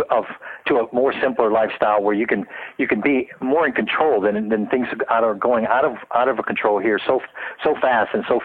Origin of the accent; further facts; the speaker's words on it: Tampa, Florida, United States; also born or lived in New Zealand; now in Pasadena, United States; I was from Tampa, Florida